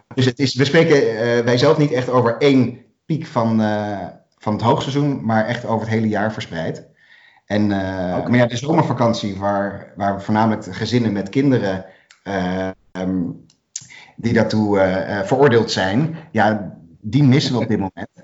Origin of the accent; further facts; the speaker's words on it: Netherlands; wij zijn als Nederlanders